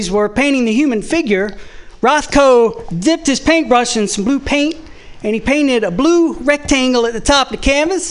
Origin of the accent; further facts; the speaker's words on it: the South, United States; I'm from the South